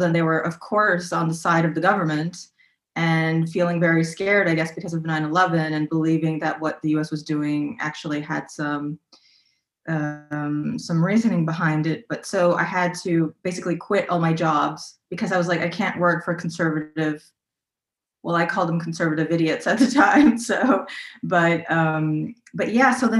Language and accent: English; United States; moved away as an adult; now in Berlin, Germany